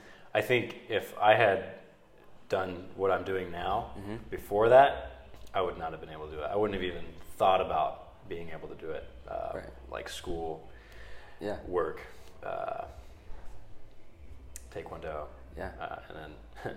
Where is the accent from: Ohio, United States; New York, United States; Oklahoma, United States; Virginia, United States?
Ohio, United States; Piqua; I grew up in Piqua